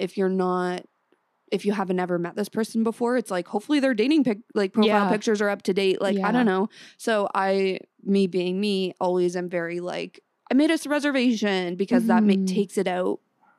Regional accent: small town outside Toronto, Ontario, Canada; now in Toronto, Canada; people must know I'm from a small town outside the city

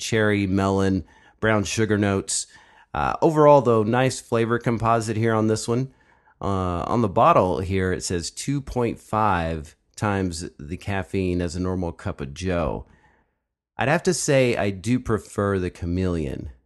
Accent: Jonesboro, Arkansas, United States; now in Round Rock, United States; from Jonesboro, Arkansas.

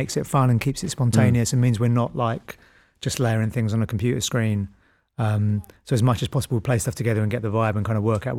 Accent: Bristol, South West England, United Kingdom; I'm not American and you know, I'm from Bristol

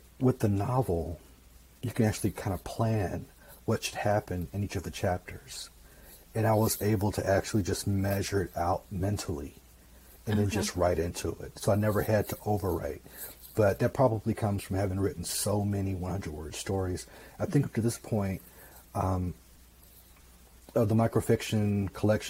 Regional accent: Mississippi, United States; moved away; I'm from Mississippi originally

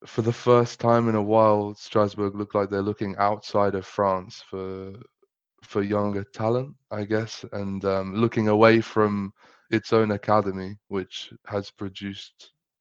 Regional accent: Oxfordshire, South East England, United Kingdom; I'm from England. I'm from Oxfordshire

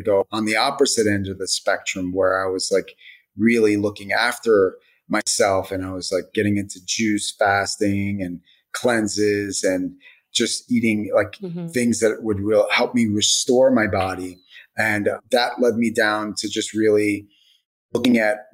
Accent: United States; I was raised in America

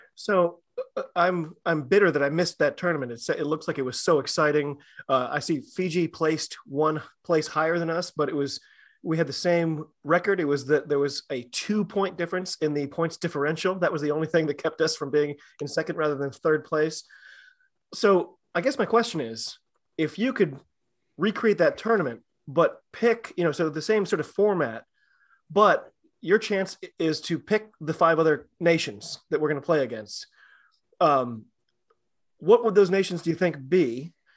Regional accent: United States; as an American fan

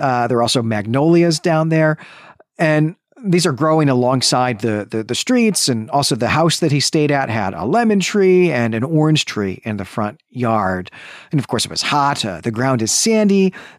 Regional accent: Midwest, United States; You know, to my mind, Florida is east. Florida is the East Coast. You know, my mind as a Midwesterner.

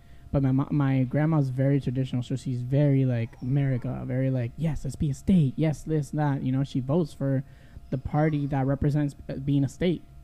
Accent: Arecibo, Puerto Rico; moved away; I grew up in Arecibo

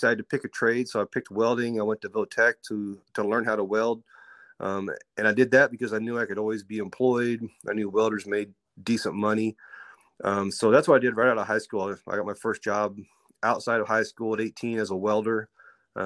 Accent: Central Kansas, United States; I grew up here in Central Kansas, northwest of Wichita, about 30, 40 minutes

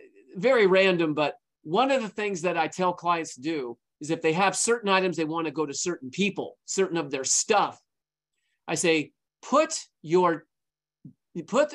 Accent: Santa Monica, California, United States; I was born and raised in Santa Monica. I still live in Santa Monica

